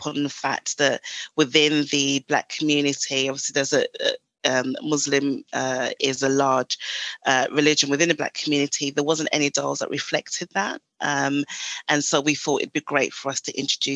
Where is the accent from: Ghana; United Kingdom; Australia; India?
Ghana; moved away; So originally I'm from Ghana in West Africa.